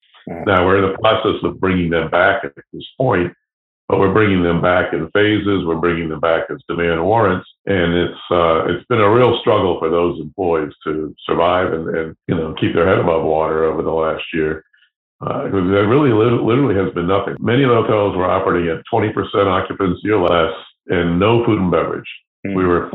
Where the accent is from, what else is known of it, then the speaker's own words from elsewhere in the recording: New London, New Hampshire, United States; now in Boston, United States; So I came to Boston from New London, New Hampshire, to pursue a radio and television career.